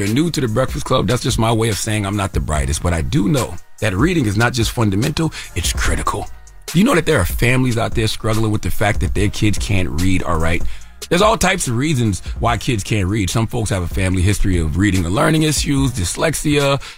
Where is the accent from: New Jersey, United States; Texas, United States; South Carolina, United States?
South Carolina, United States; I am from South Carolina, born and raised, a state that passed the first law which prohibited teaching slaves to read and write.